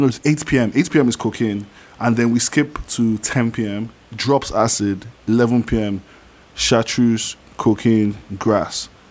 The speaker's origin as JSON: {"language": "English", "country": "Niger", "second_language": "English", "moved": "yes", "said": "I come from Niger so like English isn't my first language."}